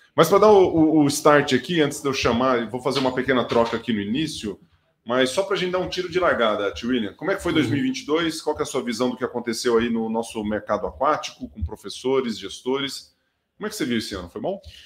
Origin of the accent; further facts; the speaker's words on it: Brazil; moved away; você chega no interior, eu sou de Tuverá. Quando eu chego lá, o sotaque ele já vai e ele já fica mais enraigado ali